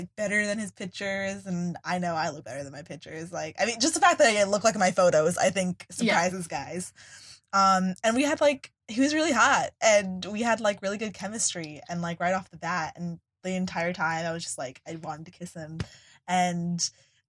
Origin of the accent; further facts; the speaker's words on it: New York, United States; now in Philadelphia, United States; I'm from New York